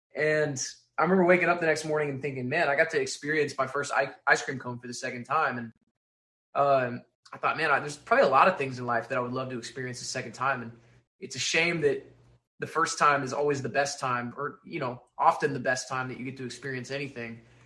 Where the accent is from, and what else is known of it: Texas, United States; born or raised there; moved away